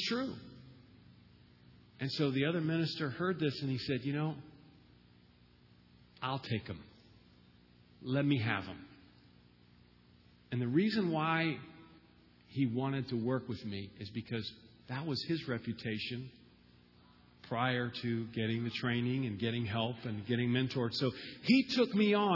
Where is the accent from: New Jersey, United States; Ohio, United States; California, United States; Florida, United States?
Florida, United States; moved away as an adult; also born or lived in Boston; I'm from Florida